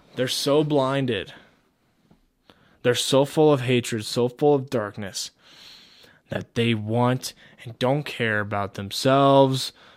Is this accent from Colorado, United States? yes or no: yes; Colorado, United States; my home state